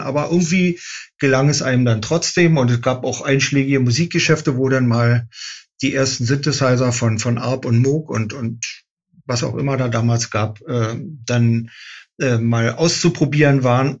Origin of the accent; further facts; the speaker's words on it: Berlin, Germany; ich bin in Berlin geboren, in Westberlin, also ein echtes Mauerkind